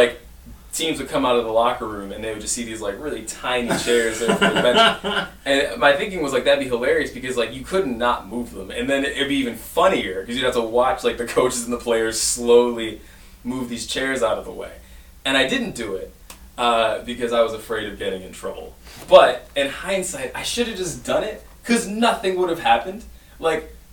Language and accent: English; Detroit, Michigan, United States; also born or lived in Ann Arbor, Michigan; when I grew up in Detroit